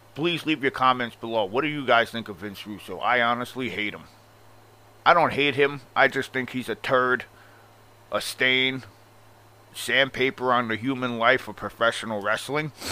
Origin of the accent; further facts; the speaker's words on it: Long Island, New York, United States; I'm from Long Island, and obviously I have a strong accent